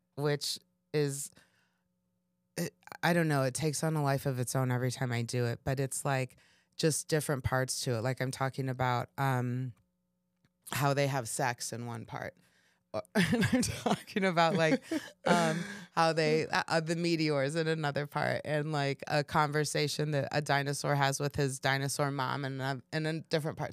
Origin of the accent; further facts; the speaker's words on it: Kansas, United States; moved away as an adult; also born or lived in Chicago; I was coming from Kansas